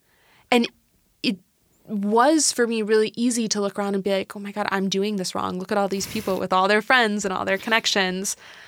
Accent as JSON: {"language": "English", "town": "Seattle", "region": "Washington", "country": "United States", "tie": "born or raised there", "lives_now": "Tacoma, United States", "said": "I grew up in Seattle, big Seattle's fan."}